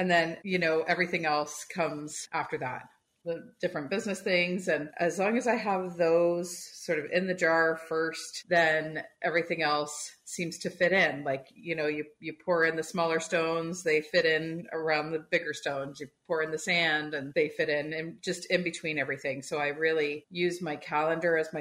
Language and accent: English; Toronto, Ontario, Canada; I grew up in Toronto